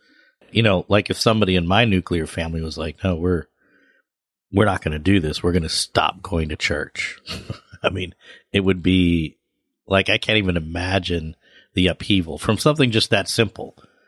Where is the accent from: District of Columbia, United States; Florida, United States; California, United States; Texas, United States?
District of Columbia, United States; Washington; now in New York City, United States; even though, like, I grew up in the Washington, D.C. area